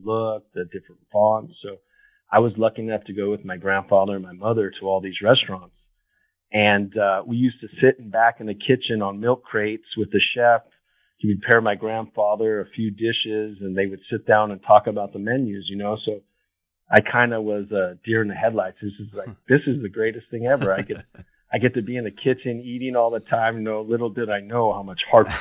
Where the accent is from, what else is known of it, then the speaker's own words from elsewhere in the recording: Los Angeles, California, United States; moved away as an adult; also born or lived in Washington, D.C. / Colorado; I grew up here in Los Angeles.